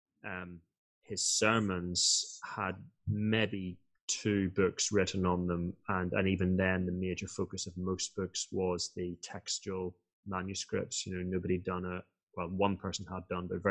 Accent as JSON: {"language": "English", "region": "Northern Ireland", "country": "United Kingdom", "tie": "born or raised there", "said": "I was born in Northern Ireland"}